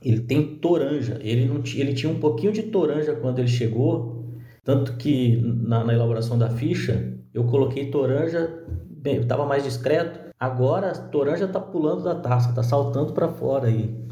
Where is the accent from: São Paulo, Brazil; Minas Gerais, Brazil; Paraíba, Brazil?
Minas Gerais, Brazil; eu, como mineiro que sou